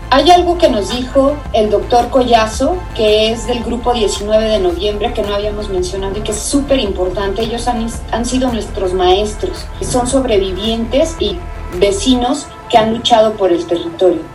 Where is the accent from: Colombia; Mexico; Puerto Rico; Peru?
Mexico; Ecatepec, State of Mexico; yo era de Ecatepec, yo, yo nací en Ecatepec y viví en Ecatepec.